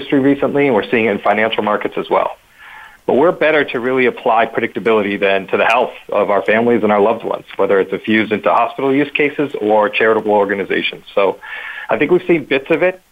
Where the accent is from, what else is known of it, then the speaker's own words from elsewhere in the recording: Boston, Massachusetts, United States; I'm from Boston, from the Northeast